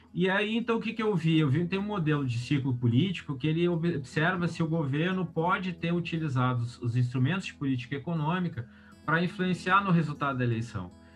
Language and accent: Portuguese; Porto Alegre, Rio Grande do Sul, Brazil; eu falo aqui de Porto Alegre, do Rio Grande do Sul, né? É a cidade onde eu nasci e morei a, a minha vida inteira.